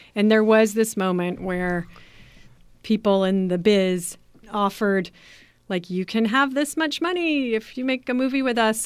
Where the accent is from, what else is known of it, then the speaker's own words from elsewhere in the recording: Berkeley, California, United States; I grew up in Berkeley.